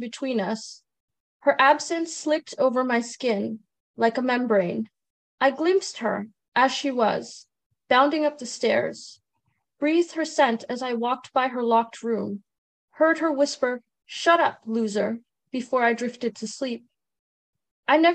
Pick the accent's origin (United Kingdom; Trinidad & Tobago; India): Trinidad & Tobago; now in Canada; I'm originally from Trinidad and Tobago. I was born there and I immigrated with my parents to Canada